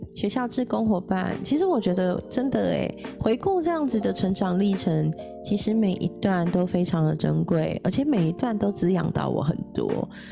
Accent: Taipei, Taiwan; 公立的话是北投那边的复兴高中，我在那边认识了一票很好的朋友、同学

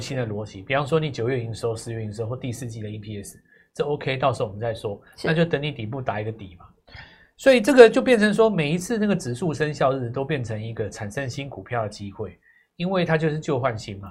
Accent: Taiwan; 我台湾人

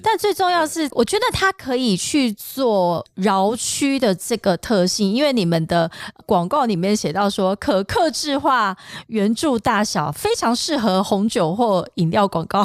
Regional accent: Taiwan; 我们台湾

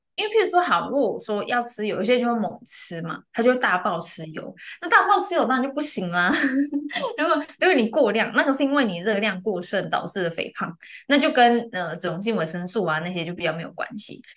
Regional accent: central and southern Taiwan, Taiwan; 我是中南部的人

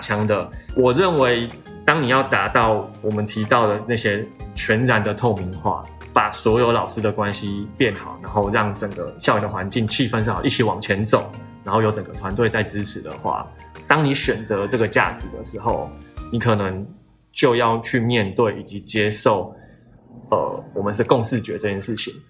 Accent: Tainan, Taiwan; moved away; 因为我本身是台南人，然后我很喜欢台南这个地方。最终，终极人生规划呢，就是回台南办华德福学校

